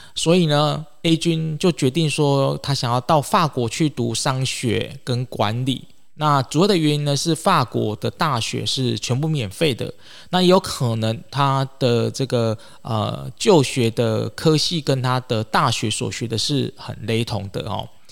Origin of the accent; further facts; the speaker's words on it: Taiwan; 或者是这个我们台湾人哦